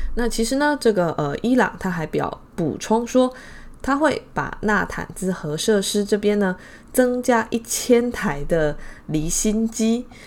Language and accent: Chinese; Taiwan; 我们台湾这边的新闻啊